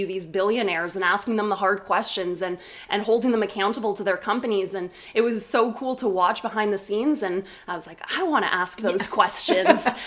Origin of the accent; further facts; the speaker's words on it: Caledon, Ontario, Canada; also born or lived in Toronto; I'm originally from Caledon, Ontario